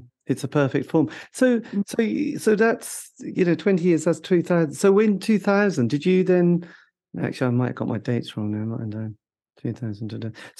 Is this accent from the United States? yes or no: no; Norwich, East of England, United Kingdom